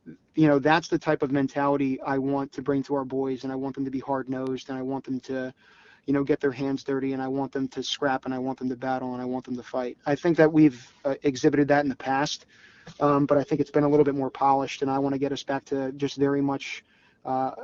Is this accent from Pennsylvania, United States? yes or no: yes; Philadelphia, Pennsylvania, United States; I grew up in the Philadelphia area.